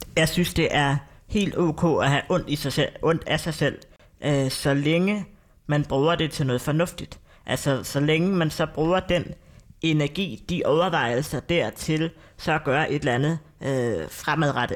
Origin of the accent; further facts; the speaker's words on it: North Zealand, Capital Region of Denmark, Denmark; Nordsjælland, hvor jeg er fra